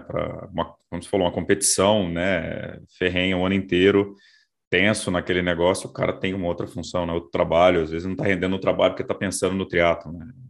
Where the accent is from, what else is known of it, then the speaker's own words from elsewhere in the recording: Brasília, Federal District, Brazil; sou de Brasília